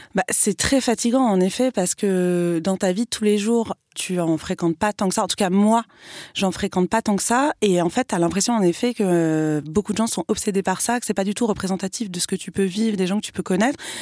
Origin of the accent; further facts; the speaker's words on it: France; j'ai tellement été élevée en plus dans l'amour de la République, de la France. J'ai toujours été à l'école publique. Enfin, donc pour moi, c'était, voilà, j'étais française